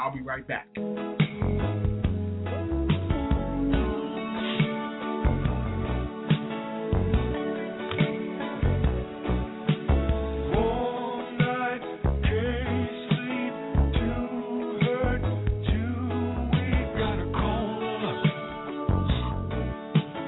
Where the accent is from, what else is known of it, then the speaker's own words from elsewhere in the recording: Wilson, North Carolina, United States; my hometown of Wilson, North Carolina